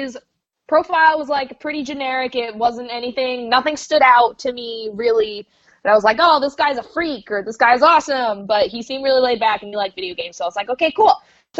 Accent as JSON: {"language": "English", "region": "Maine", "country": "United States", "also_born_or_lived": "Florida / New Jersey / Arkansas / London", "moved": "yes", "said": "I guess for the purposes of this podcast, I was from Maine. I've moved to Florida. I've lived in Jersey. I've lived in Arkansas. I've lived in London."}